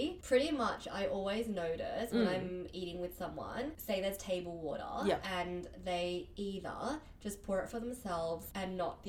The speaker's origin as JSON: {"language": "English", "country": "Hong Kong", "tie": "born or raised there", "said": "The way I've been raised, I'm from Hong Kong."}